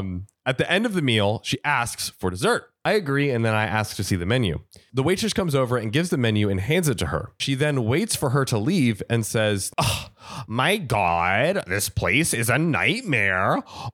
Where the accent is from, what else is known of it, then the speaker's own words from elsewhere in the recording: India; At this point, my jaw dropped. I am Indian.